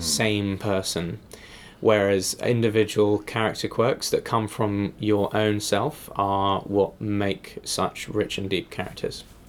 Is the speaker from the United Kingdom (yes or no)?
yes; England, United Kingdom; moved away; as an English person in America